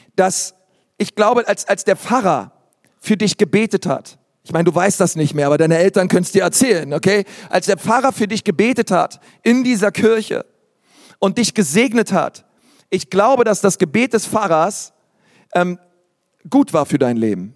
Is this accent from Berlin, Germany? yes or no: yes; Berlin, Germany; Ich bin in Berlin groß geworden